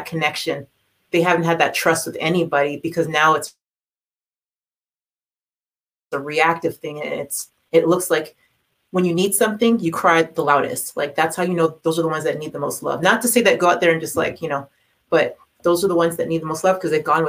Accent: Toronto, Ontario, Canada; growing up in Toronto

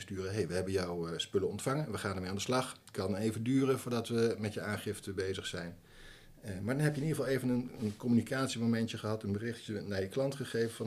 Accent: Nijmegen, Gelderland, Netherlands; Ik ben niet geboren in Nijmegen, maar eh, wel getogen

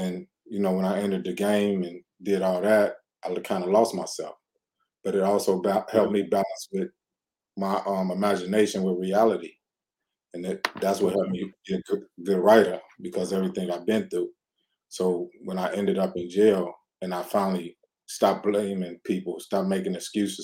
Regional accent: Chicago, Illinois, United States; moved away as an adult; now in California, United States; I grew up in Chicago

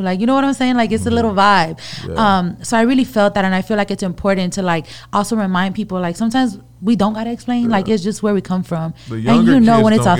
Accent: Los Angeles, California, United States; I grew up in South Central all my life.

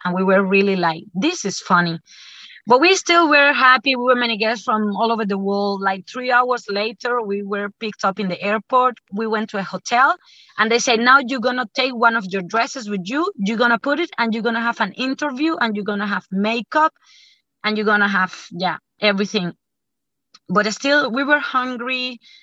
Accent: Cuba; I am from Cuba.

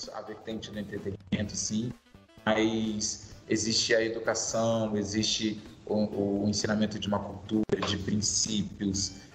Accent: Vitória, Espírito Santo, Brazil; moved away as an adult; now in São Paulo, Brazil; sou natural de Vitória, Espírito Santo capixaba, moro lá. Sou de lá, estou em São Paulo há nove anos

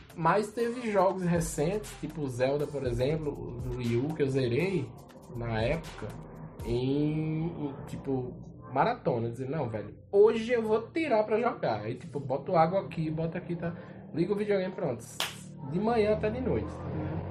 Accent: Esperança, Brazil; eu sou nascido aqui em Esperança

